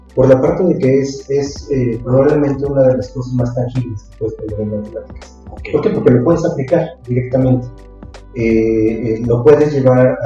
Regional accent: Texcoco, State of Mexico, Mexico; moved away as an adult; also born or lived in Xalapa; Yo soy de Texcoco, ya Texcoco, Estado eh, en México. estudiaba en la, Ciudad de México, en efecto, durante todos esos, esos años. Y eh, ya después, para estudiar la maestría, fue que a, a, Jalapa

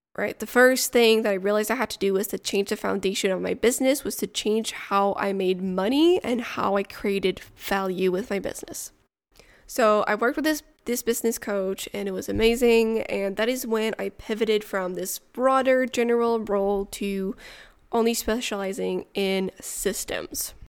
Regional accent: Montreal, Quebec, Canada; first language French; English is a second language; also born or lived in near Ottawa; now in Ottawa area, Canada; I am originally from Montreal, but I now live in the countryside near Ottawa.

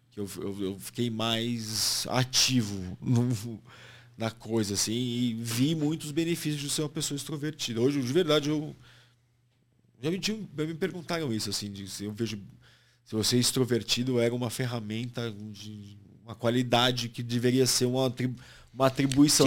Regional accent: Santos, São Paulo, Brazil; moved away as an adult; now in São Paulo, Brazil; a infância que crescendo em Santos

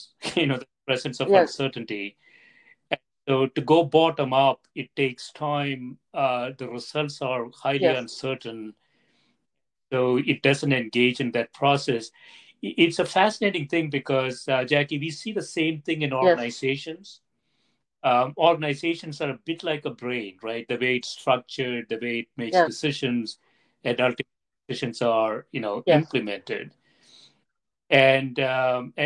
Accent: India; I grew up in India

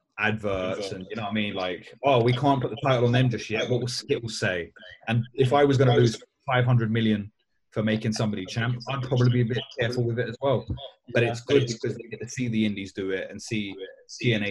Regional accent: London, United Kingdom; I know it doesn't really seem from my accent because I grew up in East London, but all my family's from Galway

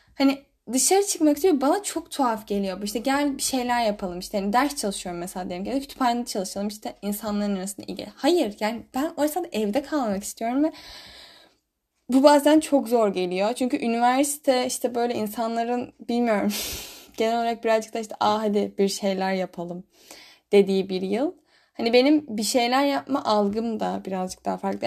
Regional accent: Istanbul, Turkey; first language Turkish; moved away as an adult; now in Germany; ben bir de İstanbul'da doğup büyüdüm.

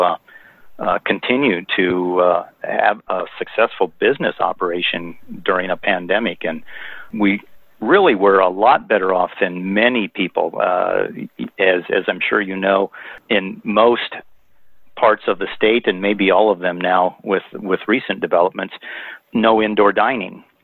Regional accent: Iowa, United States; moved away as an adult; also born or lived in Monterey, California; now in Big Sur, United States; I grew up on a farm in Iowa

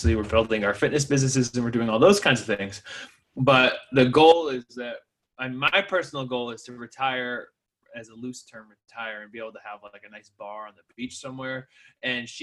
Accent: New Hampshire, United States; now in Southern California, United States; I'm from New Hampshire.

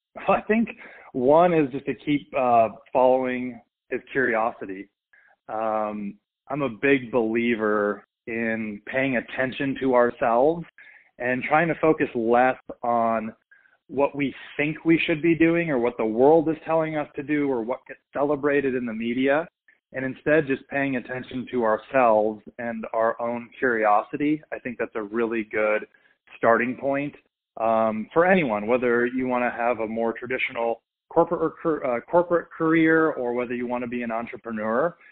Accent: Minnesota, United States; I grew up in Minnesota

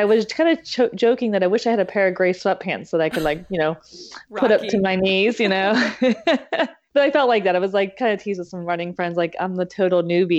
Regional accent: Pittsburgh, Pennsylvania, United States; now in New Jersey, United States; I'm actually originally from the Pittsburgh, Pennsylvania area. I moved to New Jersey 5 years ago.

